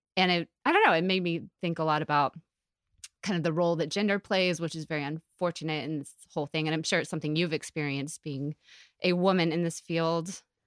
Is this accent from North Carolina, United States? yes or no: yes; Asheville, North Carolina, United States; moved away; I grew up in Asheville